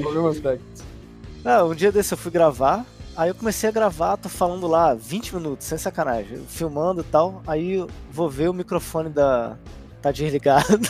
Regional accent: Brazil; now in Poland; como brasileiro morando aqui

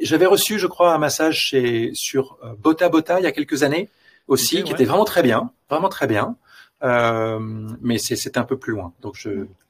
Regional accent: France; also born or lived in Los Angeles; now in Belgium; je suis français et je vis en Belgique

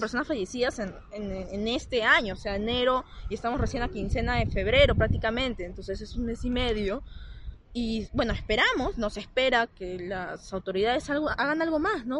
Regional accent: Lima, Peru; quienes somos de Lima

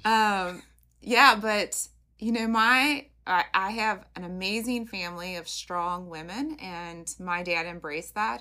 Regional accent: Covington, Kentucky, United States; I'm born and bred in Covington

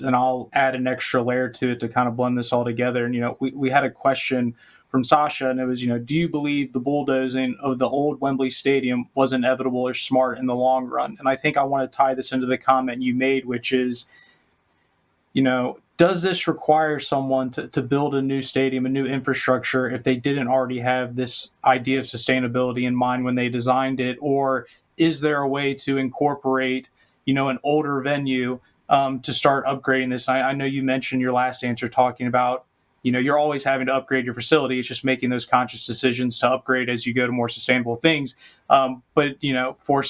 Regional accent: United States; being American

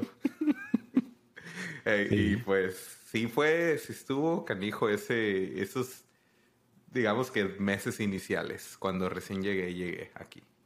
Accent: Tijuana, Baja California, Mexico; moved away as an adult; now in United States; yo soy de Tijuana, que es la frontera arriba

